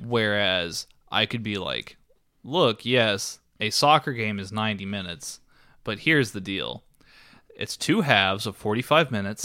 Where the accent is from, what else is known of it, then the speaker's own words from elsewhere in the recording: Texas, United States; we're from Texas